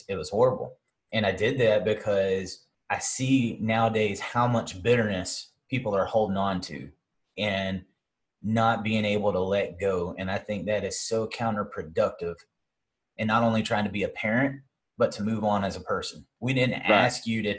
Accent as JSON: {"language": "English", "region": "the South", "country": "United States"}